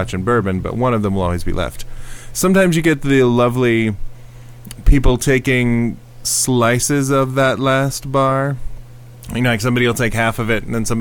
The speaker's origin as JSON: {"language": "English", "region": "Minnesota", "country": "United States", "said": "I'm a Minnesotan"}